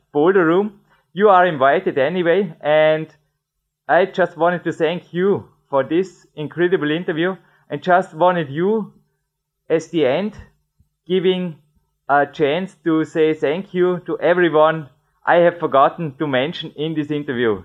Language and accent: English; Dornbirn, Vorarlberg, Austria; English is a second language; here in my hometown in Dornbirn